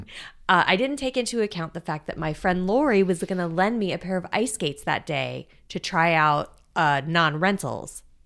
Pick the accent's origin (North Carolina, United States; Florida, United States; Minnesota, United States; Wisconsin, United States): Florida, United States; South; I grew up in South Florida.